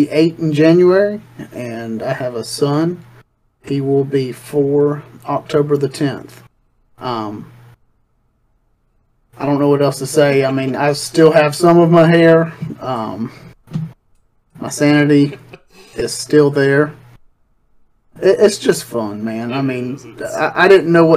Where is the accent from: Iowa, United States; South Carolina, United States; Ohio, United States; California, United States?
South Carolina, United States; Myrtle Beach; I was born in Myrtle Beach, South Carolina, raised in Myrtle Beach, South Carolina. Lived here all my life